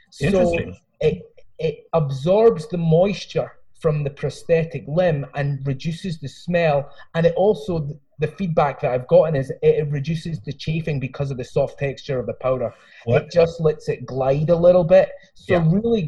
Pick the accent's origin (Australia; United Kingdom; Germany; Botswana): United Kingdom; Lochmaben, Scotland; now in United States; Well, I'm originally from Scotland, but I've lived here for 22 years. So I've got a hybrid Scottish American kind of thing going on. I'm actually from a little village in the south of Scotland called Lochmaben, right next to Lockerbie.